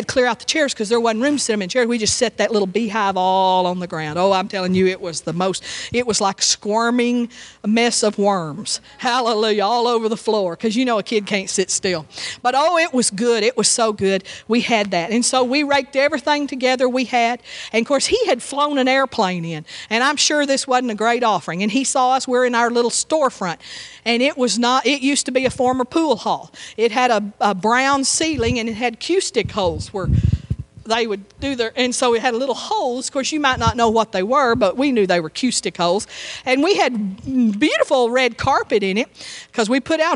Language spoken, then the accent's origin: English; Texas, United States; now in Tuscaloosa, United States; I told him that I was from Texas